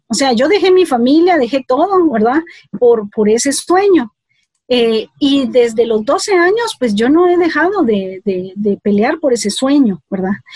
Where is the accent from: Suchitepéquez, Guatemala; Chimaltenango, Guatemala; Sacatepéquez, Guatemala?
Suchitepéquez, Guatemala; Mazatenango; now in Guatemala City, Guatemala; aunque nací aquí en la ciudad de Guatemala, yo crecí, yo me fui a los dos años, pues, pues me llevaron pues eh, a Mazatenango. Y yo eh, de los dos años eh, crecí en Mazatenango